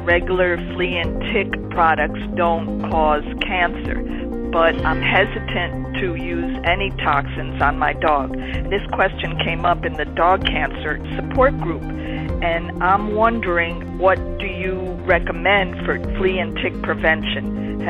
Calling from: Miami, Florida, United States; I'm calling from Miami, Florida.

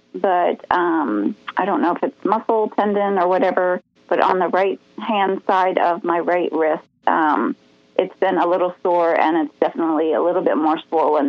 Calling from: Delaware, United States; I'm calling from Delaware.

